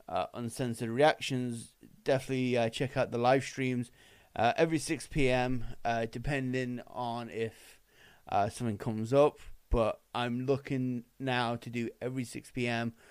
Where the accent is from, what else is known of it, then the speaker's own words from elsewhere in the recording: Winnipeg, Manitoba, Canada; This was filmed in my hometown